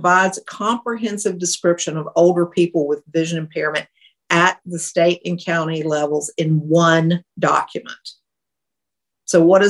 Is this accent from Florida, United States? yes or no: no; Louisiana, United States; I'm from Louisiana